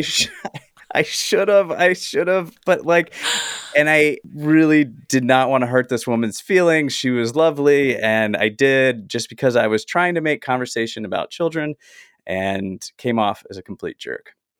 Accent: the South, United States; now in Los Angeles, United States; I grew up in the South

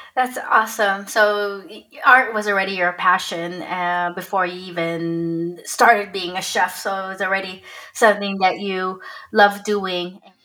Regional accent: United States; now in Denmark; I'm an American Filipino mom living in Denmark

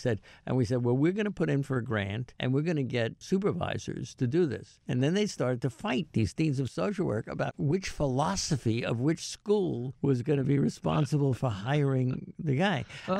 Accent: Fire Island, New York, United States; my growing up on Fire Island

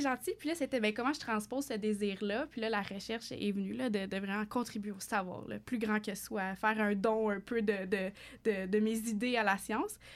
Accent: Fournier, Ontario, Canada; je suis une franco-ontarienne d'origine, originaire d'un tout petit village en Ontario, dans l'Est ontarien, Fournier particulièrement

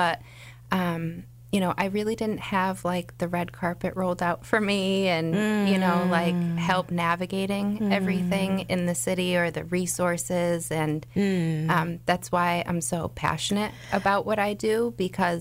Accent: Hinsdale, Massachusetts, United States; now in Pittsfield, United States; then they moved to Hinsdale when my mom was pregnant with me

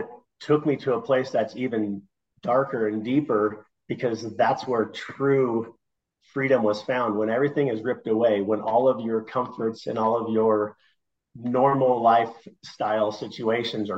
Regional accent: Nebraska, United States; moved away; also born or lived in Denver; I grew up in Nebraska, where trains are a big part of it

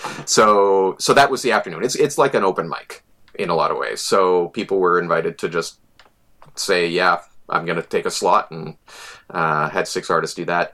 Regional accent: Selkirk, Manitoba, Canada; moved away; also born or lived in Winnipeg; I, am an ex-Winnipegger, an expat. Uh, I grew up in Selkirk

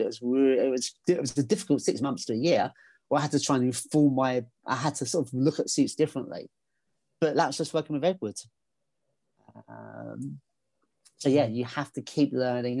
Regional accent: England, United Kingdom; because I'm English

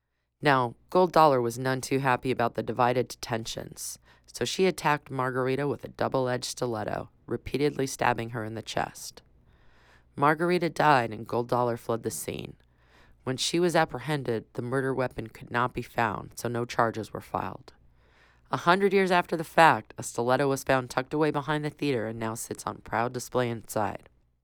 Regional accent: Arizona, United States; my home state of Arizona

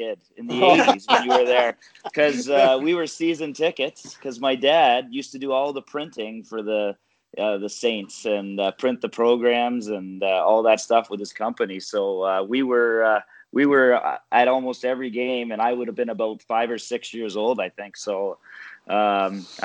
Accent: St. Catharines, Ontario, Canada; living there in St. Catharines in my hometown

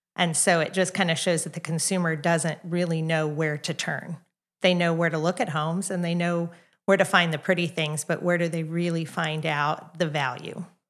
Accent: Kansas City, United States; also born or lived in Oklahoma; now in Edmond, United States; I'm not from Oklahoma, I'm actually from Kansas City

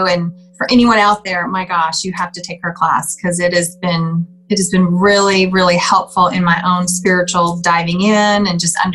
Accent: Southern California, United States; I grew up in Southern California

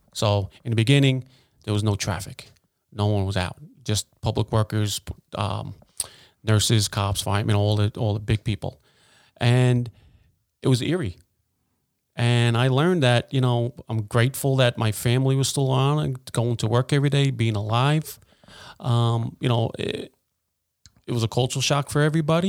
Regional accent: United States; I grew up in Wilson Park

